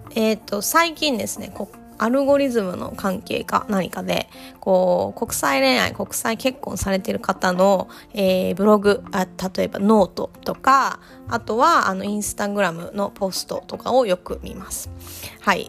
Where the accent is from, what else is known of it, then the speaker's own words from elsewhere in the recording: Japan; first language Japanese; now in Australia; I'm Japanese and my husband is Australian so our native languages are different